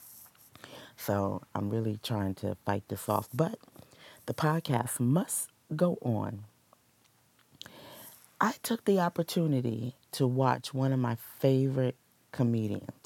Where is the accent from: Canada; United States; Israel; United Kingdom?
United States; Washington, District of Columbia; my hometown, yay, born and raised, D.C. girl.